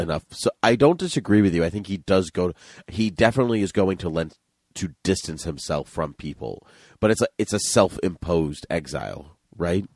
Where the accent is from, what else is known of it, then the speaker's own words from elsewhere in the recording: New Bedford, Massachusetts, United States; we grew up in New Bedford